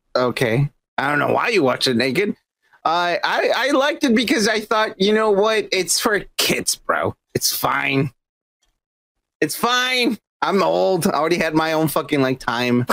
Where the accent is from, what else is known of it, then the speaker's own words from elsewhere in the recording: Mexico; now in United States; Growing up in Mexico, like we had all the anime